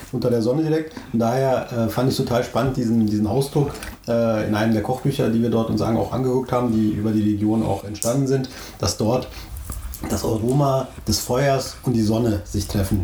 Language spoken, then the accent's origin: German; Turkey; uns Türken